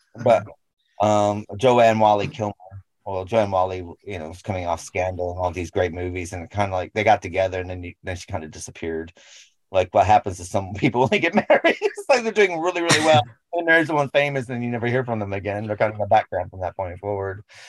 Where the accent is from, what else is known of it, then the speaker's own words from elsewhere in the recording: United States; we grew up with in America